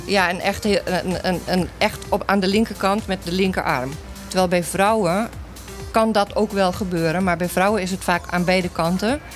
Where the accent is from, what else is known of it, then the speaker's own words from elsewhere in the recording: Curaçao; ik kom uit Curaçao